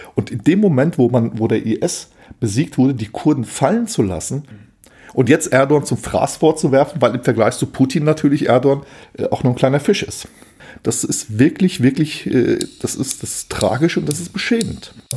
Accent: Hesse, Germany; ich bin ja auch aus Hessen

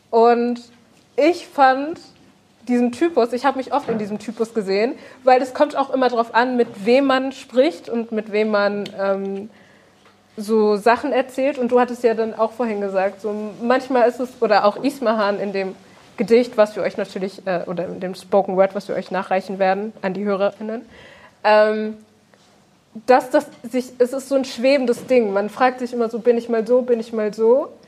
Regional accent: Germany; ich bin kein Bio-Deutscher. Wenn ich sage, ich bin Deutscher, kommt die Frage, woher kommst du wirklich?

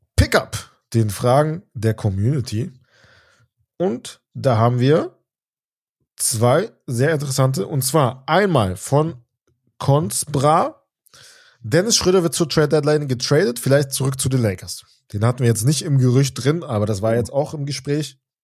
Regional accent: Germany; wir sind in Deutschland, wir sind Deutsche

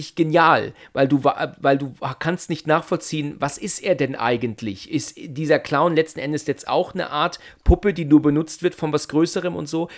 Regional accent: Germany; wir als Deutsche

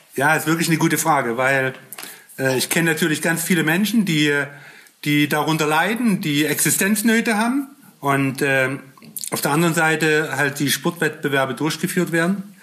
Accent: Germany; als Deutscher

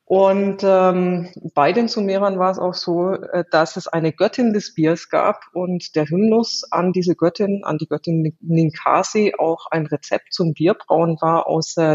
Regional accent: Southern Germany, Germany; ich komme aus Süddeutschland

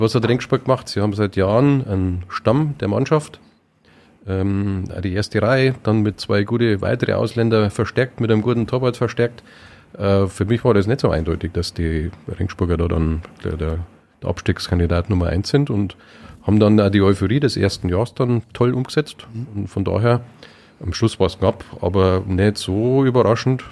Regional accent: Munich, Bavaria, Germany; also born or lived in Upper Palatinate; now in Weiden, Germany; bin ja, gebürtiger Münchner, wenn man vielleicht immer noch ein bisschen hört, kein äh, eingeborener Oberpfälzer

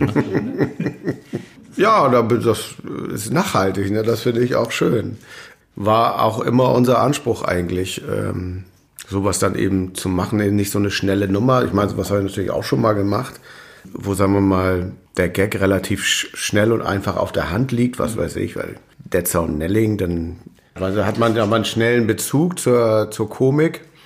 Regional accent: Dithmarschen, Schleswig-Holstein, Germany; moved away as an adult; also born or lived in Meldorf; now in Hamburg, Germany; Ich bin Dithmarscher in Hamburg.

